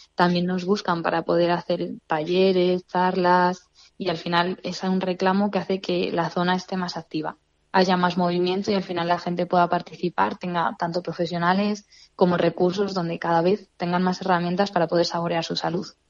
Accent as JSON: {"language": "Spanish", "town": "Fuenterrebollo", "region": "Castile and León", "country": "Spain", "said": "mi pueblo"}